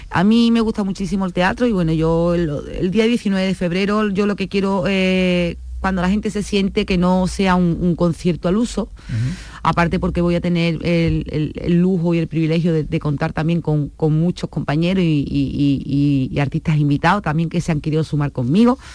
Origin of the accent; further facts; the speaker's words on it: Seville, Andalusia, Spain; Yo soy de Triana.